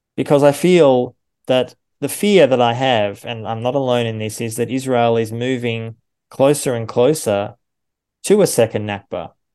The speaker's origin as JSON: {"language": "English", "country": "Australia", "moved": "yes", "lives_now": "Germany", "said": "I'm an Australian and a German citizen"}